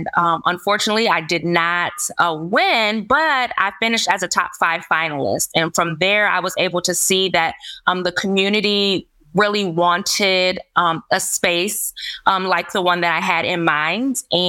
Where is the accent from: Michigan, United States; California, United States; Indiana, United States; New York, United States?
Michigan, United States; Lansing; So I grew up in the Lansing School Districts, and I graduated from Sexton High School way back in 2003.